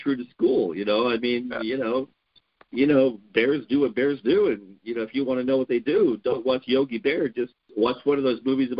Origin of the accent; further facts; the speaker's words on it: Wyoming, United States; born there; So I was born in Wyoming. My family is from the Black Hills of South Dakota, so we're actually Black Hills pioneers, which means we can establish our family back before 1876 in the Black Hills.